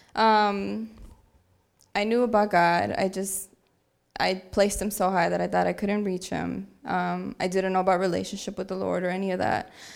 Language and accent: English; Aurora, Illinois, United States; I'm from Aurora, Illinois